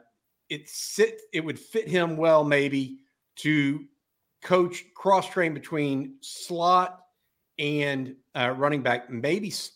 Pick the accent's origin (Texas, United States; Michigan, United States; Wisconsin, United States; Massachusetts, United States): Texas, United States; Houston; I grew up in Houston